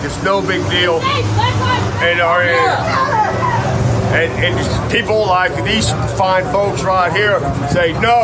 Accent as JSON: {"language": "English", "town": "Cincinnati", "region": "Ohio", "country": "United States", "said": "I'm from Cincinnati"}